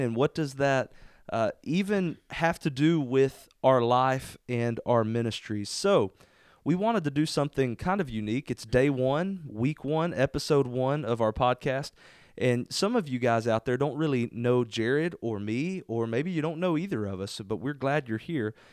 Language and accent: English; Spurger, Texas, United States; I love being here in, in Spurger, my hometown. This is where I'm from.